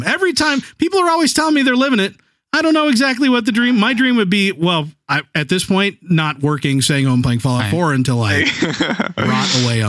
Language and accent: English; Midwest, United States; as someone from the Midwest